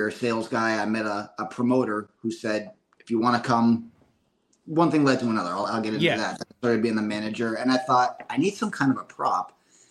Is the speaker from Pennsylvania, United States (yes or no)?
yes; Bloomsburg, Pennsylvania, United States; I grew up in Bloomsburg, Pennsylvania.